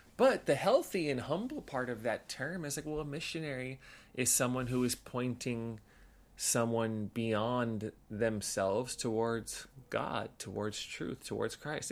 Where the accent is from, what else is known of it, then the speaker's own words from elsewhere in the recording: Los Angeles, California, United States; so grew up in L A, in the San Gabriel Valley